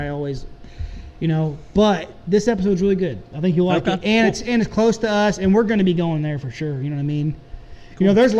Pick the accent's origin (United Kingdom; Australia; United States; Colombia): United States; Rolla, Missouri; it's in my hometown.